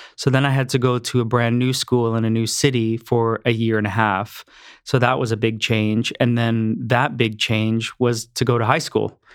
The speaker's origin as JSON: {"language": "English", "town": "Mississauga", "region": "Ontario", "country": "Canada", "tie": "born or raised there", "also_born_or_lived": "Cambridge, Ontario", "said": "I was born in Mississauga, Ontario. Okay. Um, we moved to Cambridge, Ontario in 87. I was 12"}